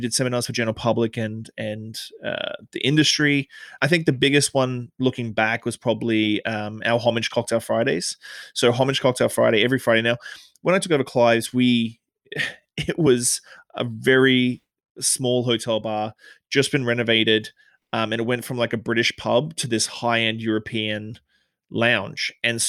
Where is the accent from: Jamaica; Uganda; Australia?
Australia; now in Victoria, Canada; So I came to Canada from Australia. Obviously, you can tell I haven't got a Canadian accent. I came to Canada in 2006.